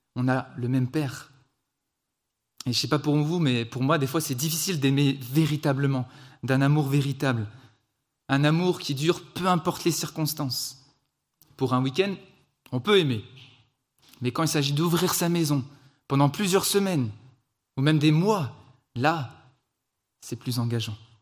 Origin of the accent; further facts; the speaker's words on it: France; also born or lived in Switzerland; je suis français, on est en Suisse